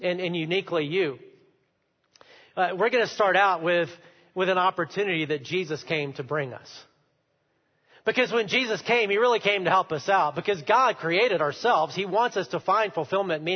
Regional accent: United States; as Americans

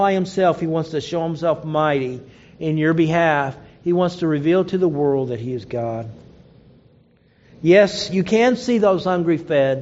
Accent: Oklahoma, United States; I grew up in Oklahoma

